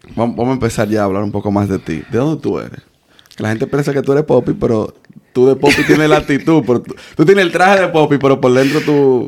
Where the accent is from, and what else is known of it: Dominican Republic; born or raised there